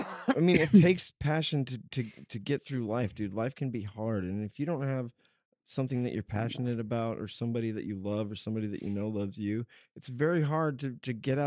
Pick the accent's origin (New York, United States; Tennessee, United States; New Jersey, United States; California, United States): New York, United States; Bronx; You should have seen those growing up in the Bronx.